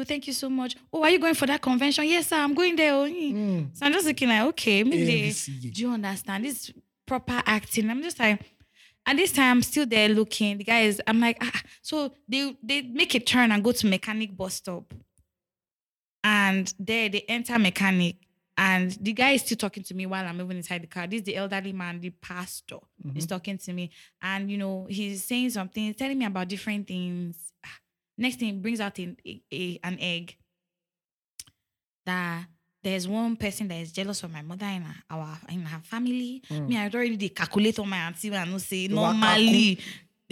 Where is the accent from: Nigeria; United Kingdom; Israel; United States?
Nigeria; Agbara, Ogun State; now in Lagos, Nigeria; I grew up in Ogun State, but I grew up in Agbara